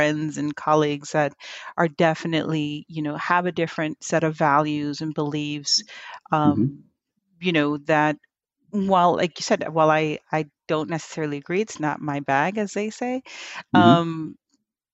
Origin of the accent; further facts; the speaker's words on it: Philadelphia, Pennsylvania, United States; also born or lived in Hialeah, Miami, Florida; So I got to spend maybe from like 5 to 10, 15, somewhere around there, in North Philly